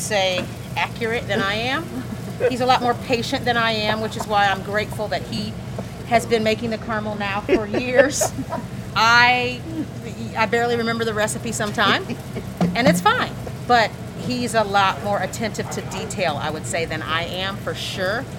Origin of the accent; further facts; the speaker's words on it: Fort Wayne, Indiana, United States; now in Bloomington, United States; I'm a native of the state of Indiana. I was born in Fort Wayne, Indiana